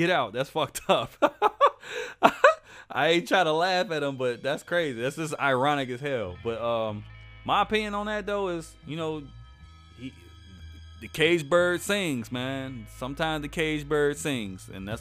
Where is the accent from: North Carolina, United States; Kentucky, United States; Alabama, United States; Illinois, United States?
Illinois, United States; Chicago; y'all know I'm from Chicago